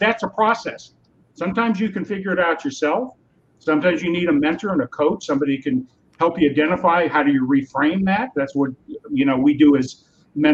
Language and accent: English; California, United States; now in Wisconsin, United States; I'm from California originally. So I'm born and raised in California